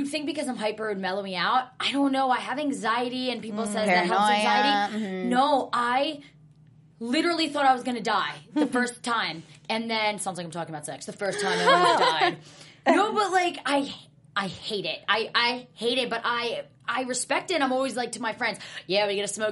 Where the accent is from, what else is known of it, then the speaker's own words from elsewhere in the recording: New Jersey, United States; also born or lived in New York; I'm from the East Coast. I'm from Jersey